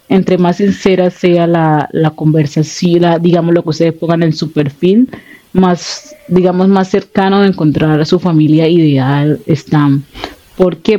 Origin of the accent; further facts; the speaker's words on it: Buenaventura, Valle del Cauca, Colombia; moved away; yo soy de Buenaventura